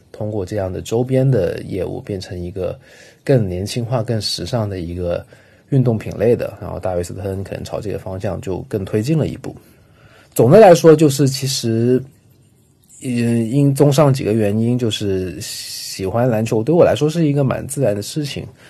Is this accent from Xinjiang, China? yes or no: no; Guangzhou, Guangdong, China; 像我在广州长大